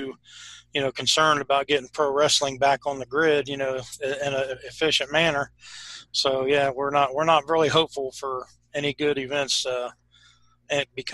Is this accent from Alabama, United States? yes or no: no; Ohio, United States; we're from Ohio. We're in Ohio